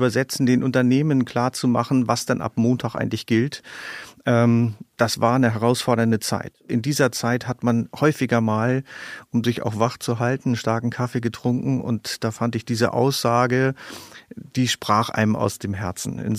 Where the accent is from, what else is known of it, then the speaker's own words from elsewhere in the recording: Germany; moved away; also born or lived in Schleswig-Holstein (Baltic coast); Ich bin an der Nordsee geboren und äh, lebe an der Ostsee